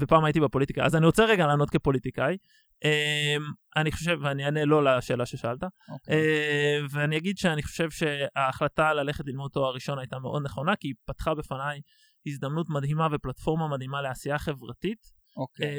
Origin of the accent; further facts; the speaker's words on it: Tel Aviv, Tel Aviv District, Israel; אני בורן אנד רייז בתל אביב, אז גדלתי בים